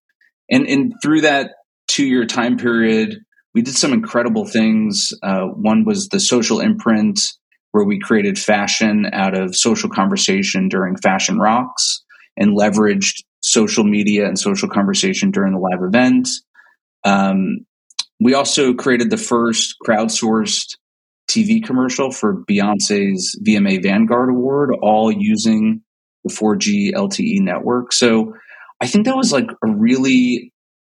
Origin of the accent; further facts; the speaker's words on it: New Jersey, United States; moved away; also born or lived in Los Angeles / New York; I grew up in New Jersey. So I'm a Jersey kid